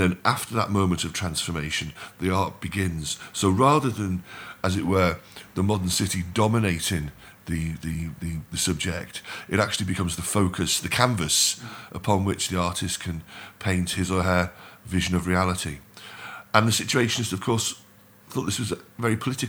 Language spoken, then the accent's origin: English; Liverpool, North West England, United Kingdom; I'm from Liverpool